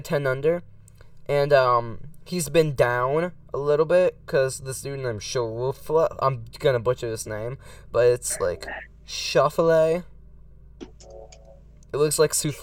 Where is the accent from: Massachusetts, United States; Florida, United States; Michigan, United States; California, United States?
Florida, United States; Central; I was born in Central Florida. I was born literally like 40 minutes away from Tampa